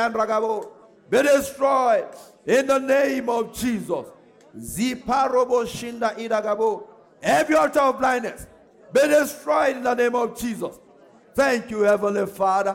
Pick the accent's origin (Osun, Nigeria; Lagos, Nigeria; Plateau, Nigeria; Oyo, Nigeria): Oyo, Nigeria; Ogbomosho; I'm from Ogunmosho